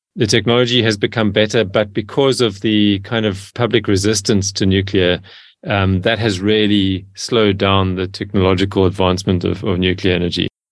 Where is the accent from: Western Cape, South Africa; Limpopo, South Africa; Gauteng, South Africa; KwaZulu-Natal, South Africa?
Western Cape, South Africa; Cape Town; I grew up in Cape Town in South Africa